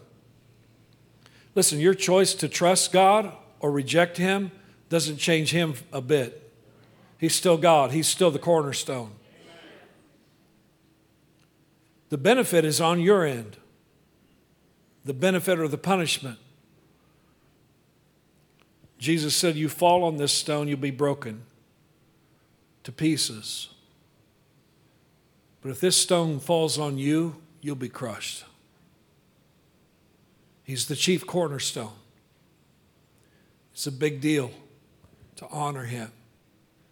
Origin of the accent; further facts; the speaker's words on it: Midwest, United States; I grew up in the Midwest